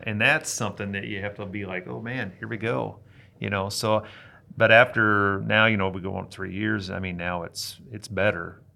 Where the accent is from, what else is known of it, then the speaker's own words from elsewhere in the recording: Hastings, Nebraska, United States; I was living in my hometown, Hastings, Nebraska